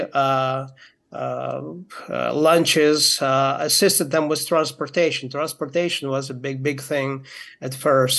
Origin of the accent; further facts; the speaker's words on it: Moldova; my uh, grandparents moved to from Ukraine uh, to Moldova, where I was born